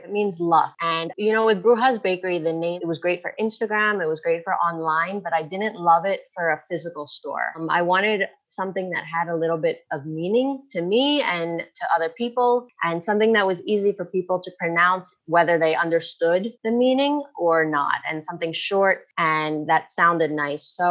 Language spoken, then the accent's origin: English; Philadelphia, Pennsylvania, United States; moved away as an adult; now in Madrid, Spain; growing up on the East Coast in the US, I'm from Philadelphia